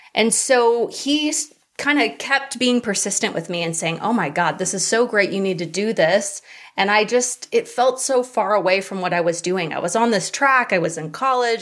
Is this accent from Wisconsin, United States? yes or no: no; Hawaii, United States; I grew up in Hawaii